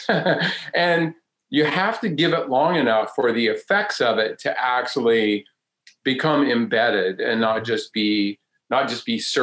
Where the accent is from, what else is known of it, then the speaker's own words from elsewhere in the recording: North Carolina, United States; I grew up right here in North Carolina.